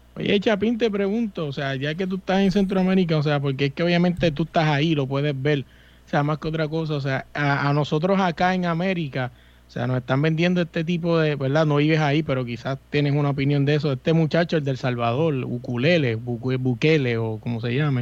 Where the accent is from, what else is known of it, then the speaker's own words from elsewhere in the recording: Puerto Rico; yo soy boricua